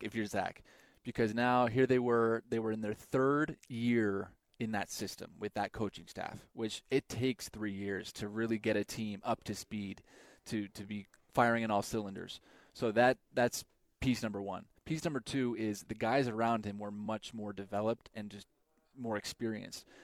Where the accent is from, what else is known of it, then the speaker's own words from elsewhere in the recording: Idaho, United States; I grew up in Idaho